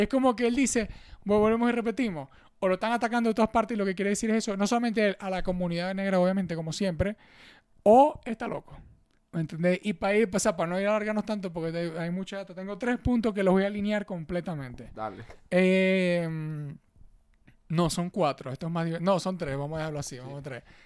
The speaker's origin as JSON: {"language": "Spanish", "country": "Venezuela", "moved": "yes", "said": "aquí todos somos venezolanos"}